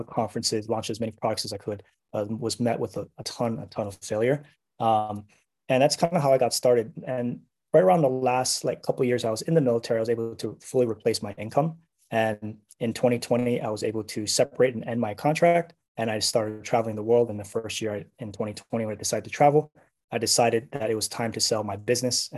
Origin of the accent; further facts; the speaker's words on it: Hawaii, United States; moved away as an adult; born and raised in Hawaii, and I joined the military when I was 18.